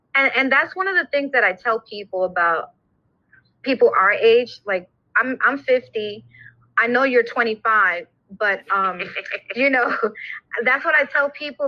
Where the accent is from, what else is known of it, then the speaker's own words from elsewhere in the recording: New York City, New York, United States; I'm from New York, Brooklyn